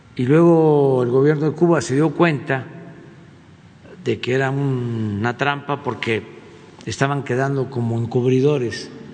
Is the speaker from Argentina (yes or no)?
no; Mexico